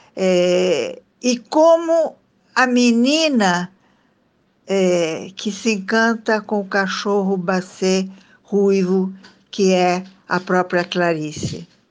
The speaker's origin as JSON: {"language": "Portuguese", "country": "Italy", "tie": "born or raised there", "moved": "yes", "lives_now": "Brazil", "said": "sou de família italiana, sou italiana de nascimento"}